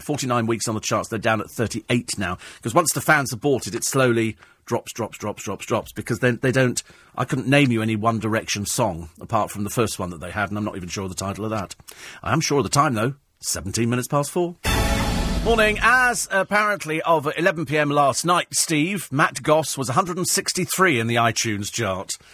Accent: United Kingdom; being British

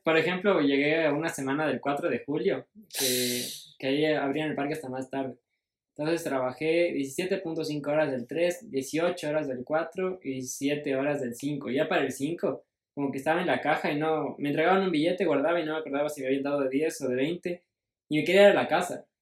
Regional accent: Ecuador; soy ecuatoriano

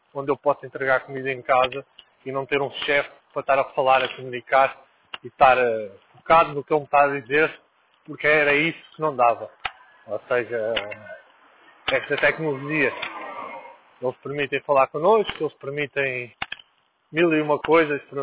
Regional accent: Lisbon, Portugal; also born or lived in Angola; Eu nasci em Lisboa e. e, e voltei para Angola

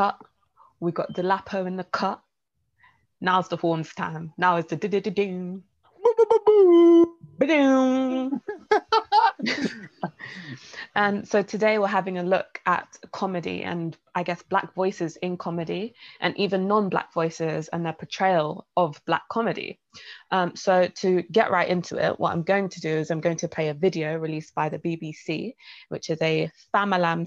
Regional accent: London, United Kingdom; we're all from London

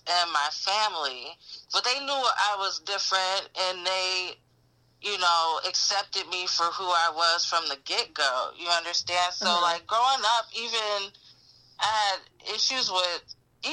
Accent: Detroit, Michigan, United States; moved away; I'm from Detroit

